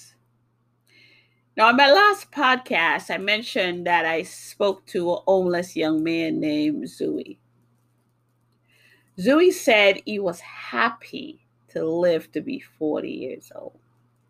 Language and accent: English; New York City, New York, United States; also born or lived in Jamaica; now in Massachusetts, United States; I was born in Jamaica. I grew up in New York City. I now live in Massachusetts